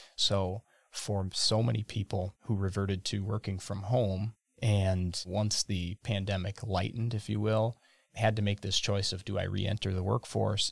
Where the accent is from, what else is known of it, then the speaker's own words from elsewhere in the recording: Burnett, Wisconsin, United States; I grew up in Burnett, Wisconsin, right off of Highway twenty-six in the shade of the Horicon Marsh